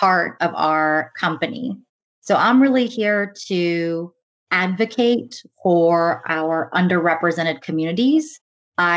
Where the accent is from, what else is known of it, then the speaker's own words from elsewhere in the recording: United States; growing up as first generation in the US, my parents are Indian and immigrated actually from Tanzania